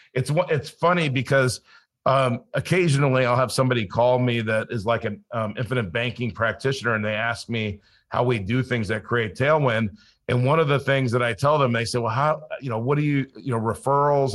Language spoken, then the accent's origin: English; Los Angeles, California, United States; also born or lived in Colorado / South Dakota; now in Florida, United States; I grew up in Los Angeles, so I didn't grow up a hunter or an outdoorsman